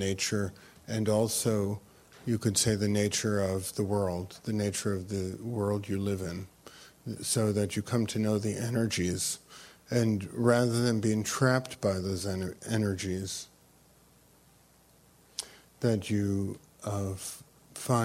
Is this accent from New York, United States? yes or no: yes; New York City, New York, United States; I grew up on the Lower East Side